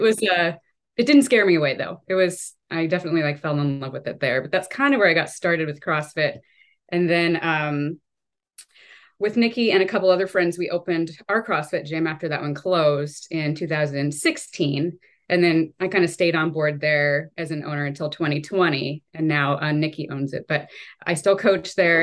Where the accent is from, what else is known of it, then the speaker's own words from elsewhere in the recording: Walla Walla, Washington, United States; I was born and raised in Walla Walla, um, so obviously I'm still here